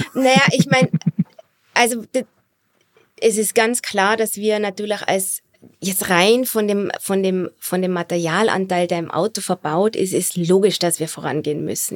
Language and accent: German; Austria; als Österreicherin